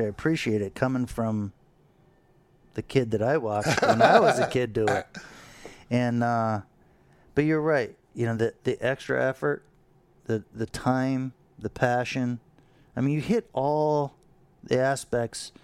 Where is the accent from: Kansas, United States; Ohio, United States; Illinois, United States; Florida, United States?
Florida, United States; Fort Lauderdale; now in New York, United States; We grew up in Fort Lauderdale